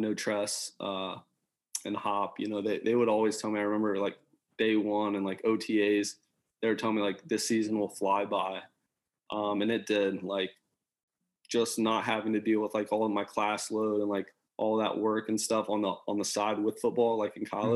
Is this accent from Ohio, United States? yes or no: yes; Columbus, Ohio, United States; moved away as an adult; also born or lived in Michigan; I grew up in Columbus